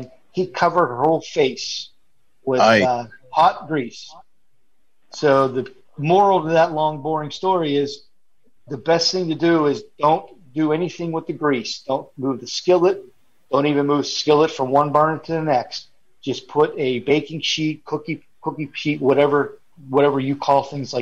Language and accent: English; Pennsylvania, United States; now in Florida, United States; originally I'm from Pennsylvania